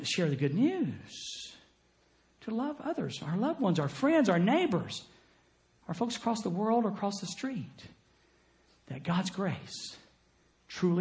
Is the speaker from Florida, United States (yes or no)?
yes; Jacksonville, Florida, United States; moved away as an adult; I was born in Jacksonville, Florida